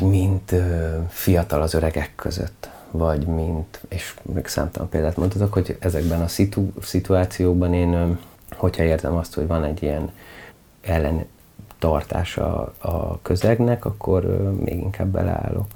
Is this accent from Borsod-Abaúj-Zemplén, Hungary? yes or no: no; Budapest, Hungary; Hát ilyen klasszik kertvárosi környezetben nőttem fel